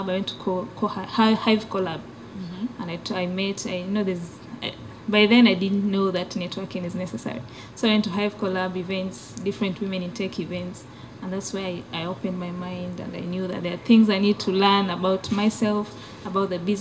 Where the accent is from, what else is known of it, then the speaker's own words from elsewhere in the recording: Kenya; now in Uganda; Originally, I'm from Kenya